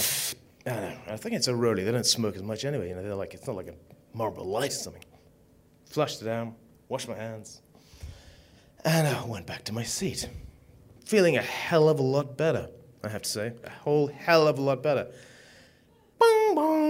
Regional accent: Zimbabwe; moved away; I came from Africa. I was born in Zimbabwe

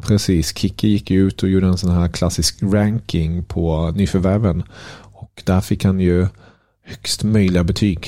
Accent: Germany; moved away; som tysk

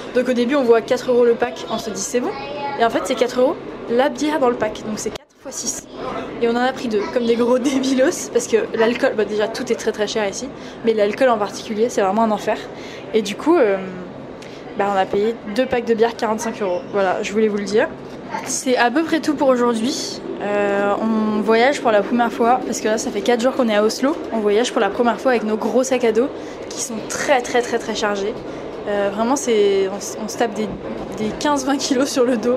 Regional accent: France; je suis française

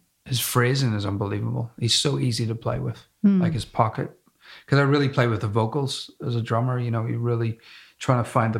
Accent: Belfast, Northern Ireland, United Kingdom; moved away; also born or lived in United States; I'm from Belfast and I lived in America

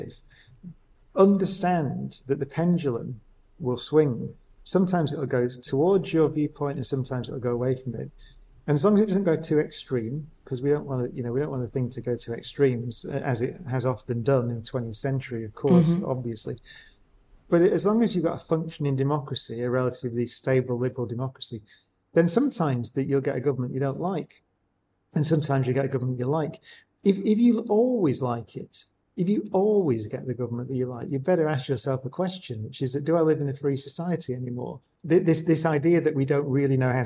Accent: Oldham, North West England, United Kingdom; I grew up, as we said, I grew up in Oldham

